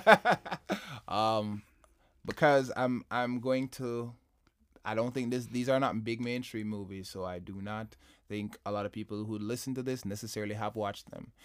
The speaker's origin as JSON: {"language": "English", "country": "Jamaica", "said": "I'm Jamaican"}